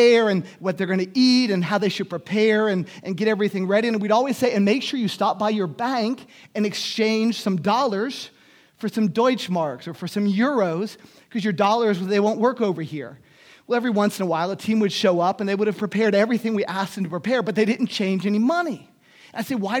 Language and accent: English; Miami, Florida, United States; moved away; also born or lived in Germany; In Miami, I grew up in Miami